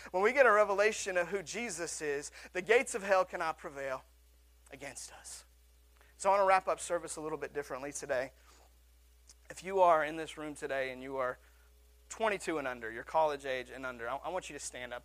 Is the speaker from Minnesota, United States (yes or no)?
no; Seattle, Washington, United States; my hometown of Seattle